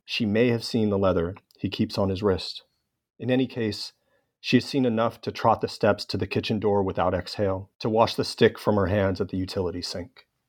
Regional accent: Los Angeles, California, United States; in my hometown of Los Angeles

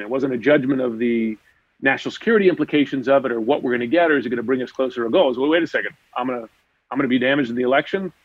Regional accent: United States; just as an American

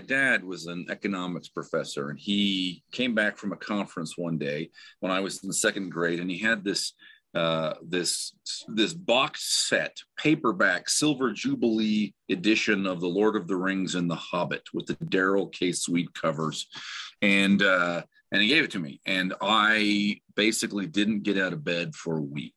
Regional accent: Utah, United States; also born or lived in Provo, Utah; I'm basically from Utah.

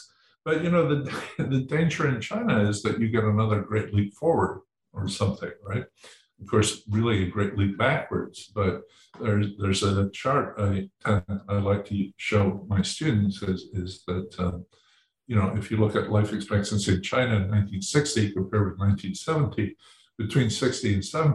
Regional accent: Edinburgh, Scotland, United Kingdom; when I was born in Edinburgh

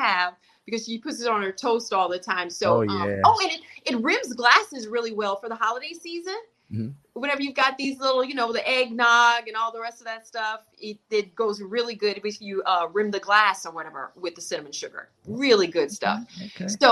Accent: the South, United States; I'm from the South

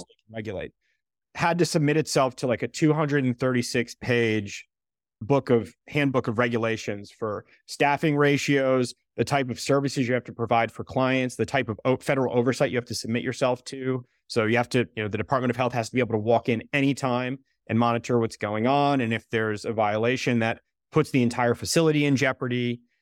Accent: Southbury, Connecticut, United States; my hometown in Connecticut, we had a huge facility for people with developmental disabilities

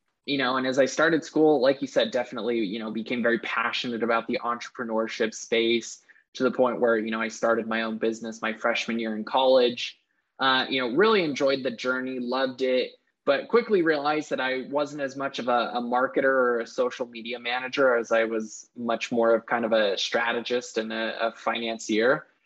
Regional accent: Lehi, Utah, United States; Well, like you said, yeah, grew up watching Silicon Slopes kind of blossom and grow.

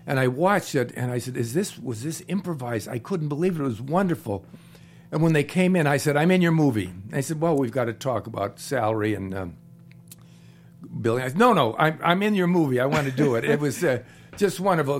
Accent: Cleveland, Ohio, United States; moved away; I'm from Cleveland.

